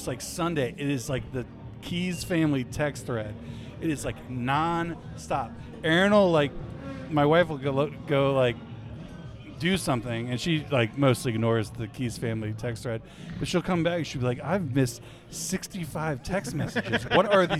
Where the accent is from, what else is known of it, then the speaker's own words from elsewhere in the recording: Cincinnati, Ohio, United States; I'm from Cincinnati